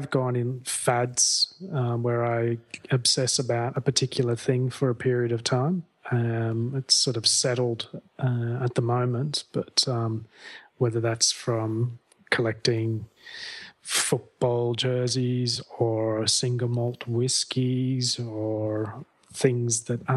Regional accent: Sydney, New South Wales, Australia; also born or lived in Melbourne / Byron Bay, New South Wales / Sweden / Manly, Sydney; I was born in Sydney, Australia

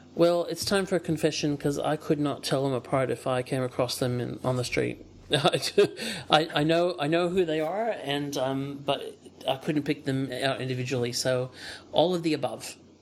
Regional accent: outside of Chicago, Illinois, United States; moved away; also born or lived in Ohio; my family moved to Illinois um, when I was uh, three, which and grew, I grew up outside of Chicago

